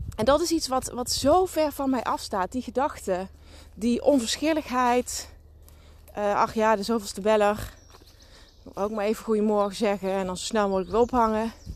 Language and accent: Dutch; Limburg, Netherlands; accent: Limburg; zoals je kunt horen aan mijn accent, woon ik, kom ik uit Limburg